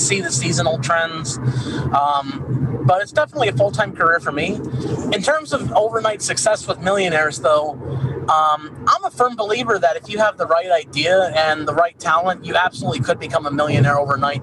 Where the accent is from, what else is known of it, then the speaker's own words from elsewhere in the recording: Chicago, Illinois, United States; I'm from the Chicagoland area